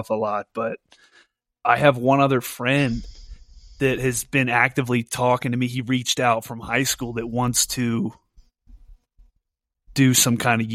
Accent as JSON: {"language": "English", "region": "East Coast", "country": "United States", "moved": "yes", "said": "I'm from the East Coast"}